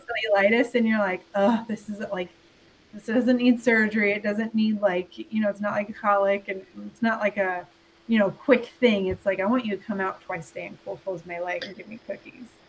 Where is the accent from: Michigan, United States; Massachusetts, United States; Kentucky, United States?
Kentucky, United States; Louisville; I'm from Louisville